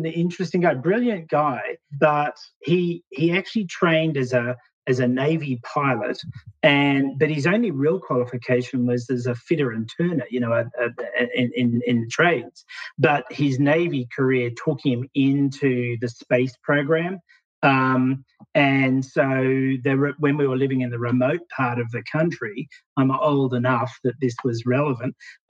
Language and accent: English; Canberra, Australian Capital Territory, Australia; also born or lived in Sydney; Yeah, I mean, I was born in Sydney, but my father worked for NASA, of all things. And so we moved around Australia a lot when I was a kid, as he built his career within NASA. We ended up in Canberra, which is the capital